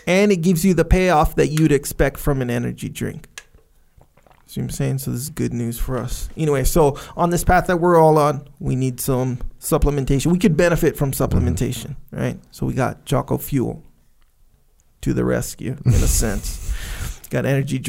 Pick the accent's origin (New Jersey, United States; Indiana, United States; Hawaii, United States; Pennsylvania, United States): Hawaii, United States; Kauai; I grew up on Kauai.